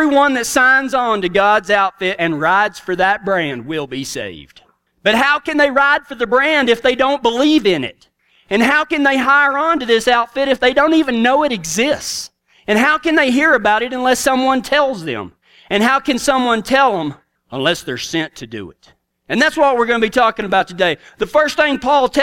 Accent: Big Lake, Texas, United States; I'm from right outside of Big Lake, Texas, on the Rocker B Ranch

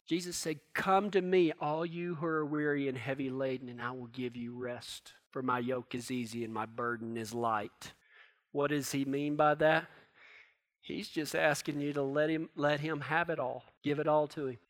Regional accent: Texas, United States; down in Texas where I'm from

